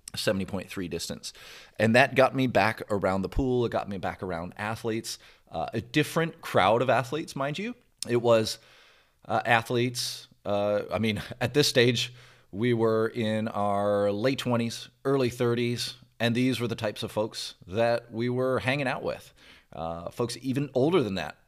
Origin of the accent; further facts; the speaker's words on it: Brampton, Ontario, Canada; now in Louisville, United States; I grew up in the Toronto area, Canada, and, in a city n, called Brampton, Brampton, Ontario, which is basically a suburb of Toronto